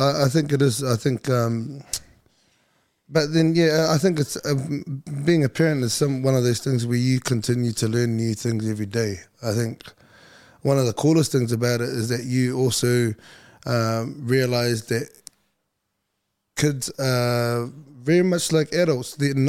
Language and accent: English; Napa, California, United States; also born or lived in Brisbane; now in Australia; as much as I was born and raised in Napa, I think I learned everything, you know, through my teenage years, I picked up a lot of everything that I know in Australia. So Brisbane's still very much home to me